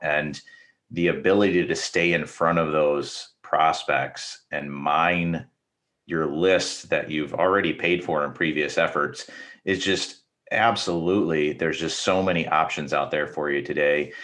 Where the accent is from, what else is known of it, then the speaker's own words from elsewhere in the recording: Minnesota, United States; now in Michigan, United States; I'm actually from Minnesota, even though I live in Michigan